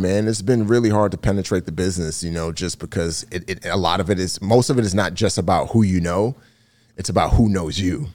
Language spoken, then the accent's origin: English; New York City, New York, United States; growing up in the Bronx